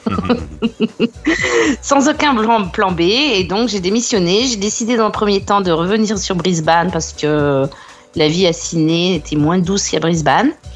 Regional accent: France; now in Australia; en tant que Française

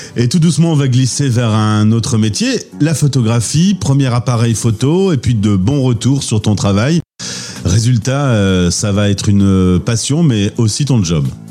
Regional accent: France; chez nous en France

